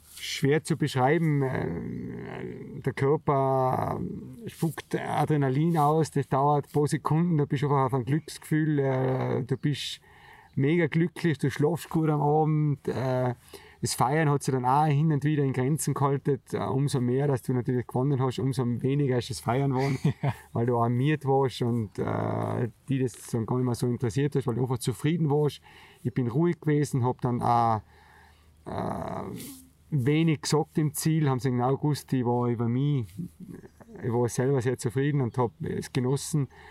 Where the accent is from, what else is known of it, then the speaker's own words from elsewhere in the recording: Zemmgrund, Tyrol, Austria; das Zemtal, der Zemgrund, wo eigentlich aufgewachsen bin, relativ weit hinten drinnen im sogenannten Gasthof Breitlana. Ich bin bei meinem Onkel aufgewachsen